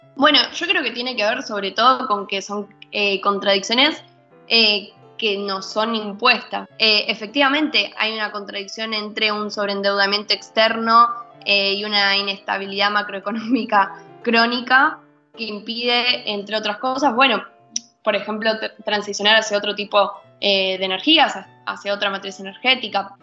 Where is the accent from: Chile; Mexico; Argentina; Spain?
Argentina